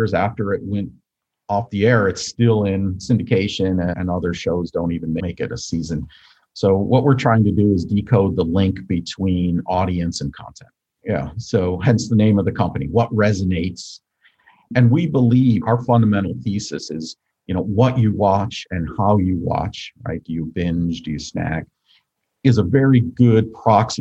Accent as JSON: {"language": "English", "town": "Buffalo", "region": "New York", "country": "United States", "tie": "born or raised there", "said": "I grew up outside of Buffalo, New York"}